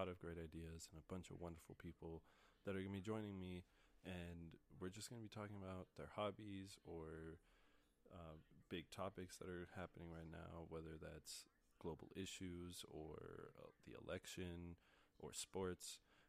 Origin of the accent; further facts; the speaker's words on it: Colorado, United States; I am born and raised in Colorado. I've lived here my whole life. I love this state. It's been great to me. It's home. I'm currently studying psychology at the University of Northern Colorado.